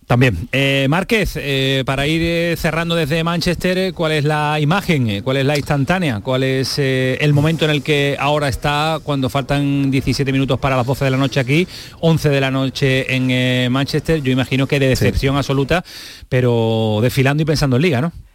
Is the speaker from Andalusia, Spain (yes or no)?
yes; Andalusia, Spain; soy dos andaluces